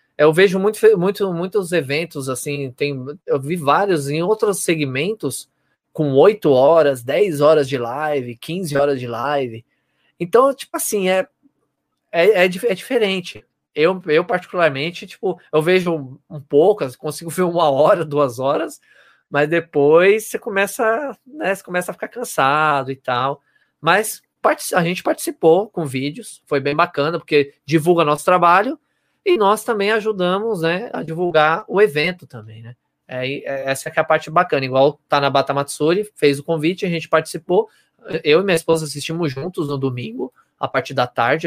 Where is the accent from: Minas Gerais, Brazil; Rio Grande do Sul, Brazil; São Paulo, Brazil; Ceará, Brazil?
São Paulo, Brazil; Osasco; Eu sou de Osasco